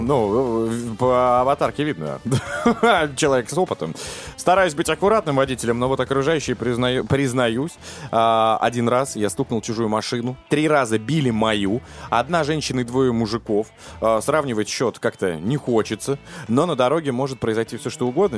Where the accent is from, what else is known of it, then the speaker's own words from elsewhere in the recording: Russia; я рад, что родился в России